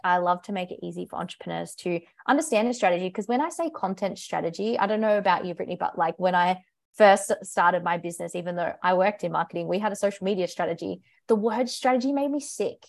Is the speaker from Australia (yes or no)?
yes; Australia; accent: British; moved away; I'm from Australia, if you can tell by my accent. Maybe not, I get British a little bit, but yes, I'm from Australia